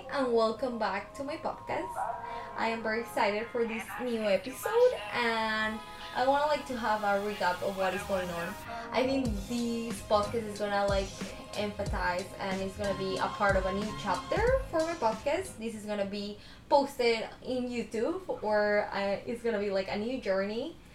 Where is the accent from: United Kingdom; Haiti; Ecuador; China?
Ecuador; now in United States; I'm from Ecuador